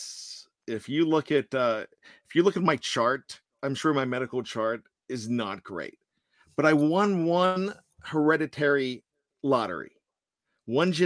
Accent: Johnstown, Pennsylvania, United States; moved away; I'm from Richland High School in Johnstown

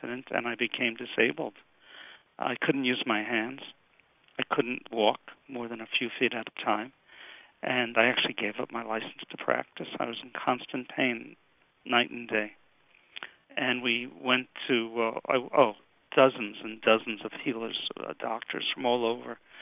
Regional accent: New York City, New York, United States; moved away as an adult; also born or lived in Miami; now in Pennsylvania, United States; I'm from Brooklyn, New York, originally. I survived Tilden High School. I went to Brooklyn College

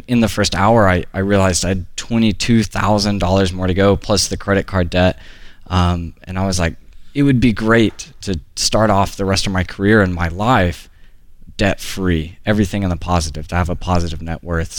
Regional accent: Chatsworth, Georgia, United States; also born or lived in Duluth, Georgia; I was born in Chatsworth, Georgia, and I work in Duluth, Georgia right now.

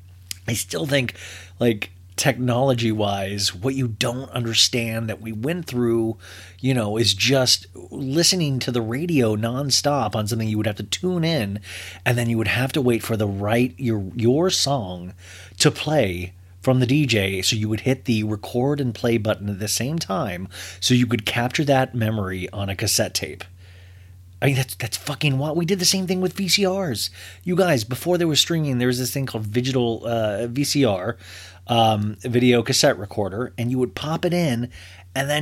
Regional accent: Kansas, United States; I grew up in Kansas

